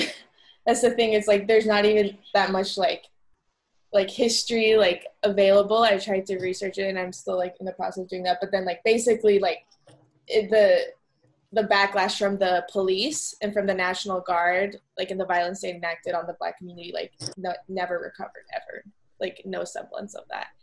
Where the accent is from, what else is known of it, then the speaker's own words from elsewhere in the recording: Houston, Texas, United States; now in Cleveland, United States; I grew up in Houston